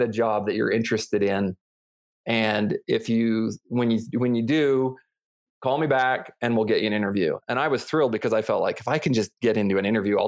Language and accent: English; Salt Lake City, Utah, United States; moved away as an adult; also born or lived in Denver, Colorado / Washington, D.C. / California; now in Colorado Springs, United States; I was born actually in Denver, but I grew up mostly in Salt Lake